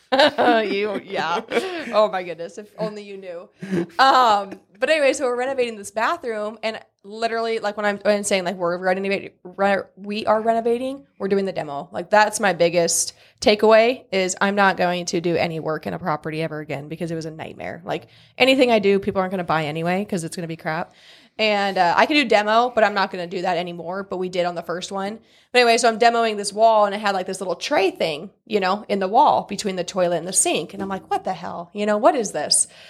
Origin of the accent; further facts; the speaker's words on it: Newman Grove, Nebraska, United States; moved away as an adult; now in Columbus, United States; so I'm from a small town. It's called Newman Grove, so not Columbus. I'm not originally from Columbus, uh, town of six hundred people.